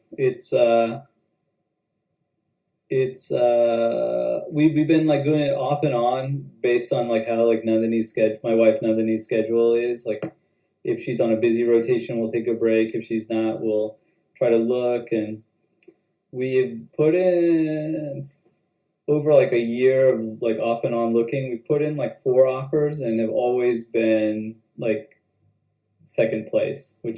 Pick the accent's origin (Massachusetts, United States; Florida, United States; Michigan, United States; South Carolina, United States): Florida, United States; Tallahassee; We all were born and raised in Tallahassee, Florida